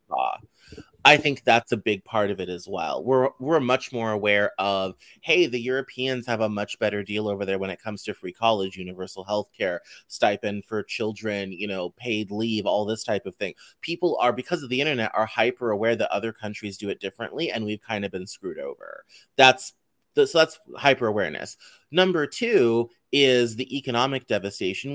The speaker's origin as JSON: {"language": "English", "region": "Colorado", "country": "United States", "tie": "born or raised there", "said": "growing up in Colorado"}